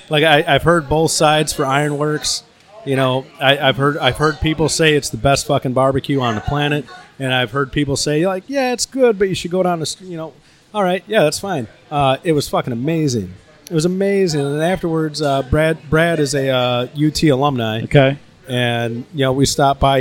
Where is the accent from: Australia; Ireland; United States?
United States; Chicago, Illinois; I'm from Chicago